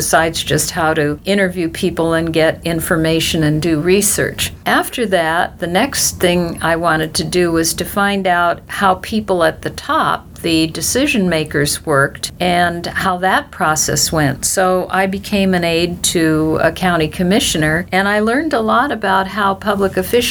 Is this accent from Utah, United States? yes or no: no; Santa Monica Mountains, California, United States; I grew up in the Santa Monica Mountains, and I used to look down at the city